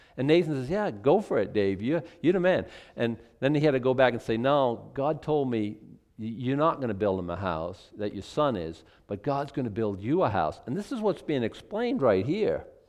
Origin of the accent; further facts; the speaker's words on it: Boston, Massachusetts, United States; now in Penobscot County, United States; I was born in Boston